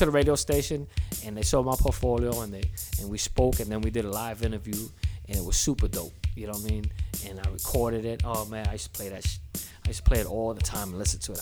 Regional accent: New York City, New York, United States; moved away; also born or lived in Virginia; this is …, you know, the Bronx. I'm like Zulu Nation, Tatch Crew

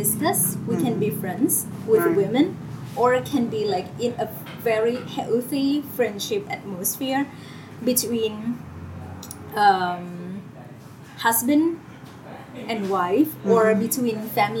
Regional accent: Krabi, Thailand; moved away as an adult; my my hometown in Krabi

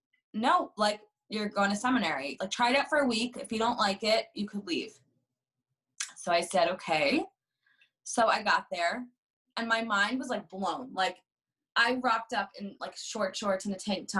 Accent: Montclair, New Jersey, United States; So I grew up in Montclair, New Jersey

